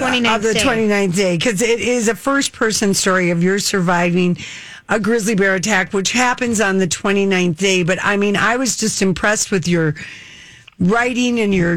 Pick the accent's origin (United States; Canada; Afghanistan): United States; Duluth, Minnesota; moved away; You're up in Duluth. That's my hometown.